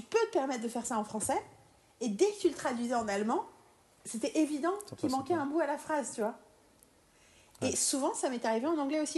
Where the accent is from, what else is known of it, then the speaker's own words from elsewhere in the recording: France; en tant que Française